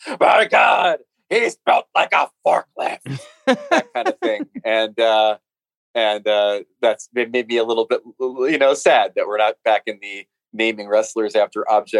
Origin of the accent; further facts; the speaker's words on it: United States; So as an American writer who doesn't have a cottage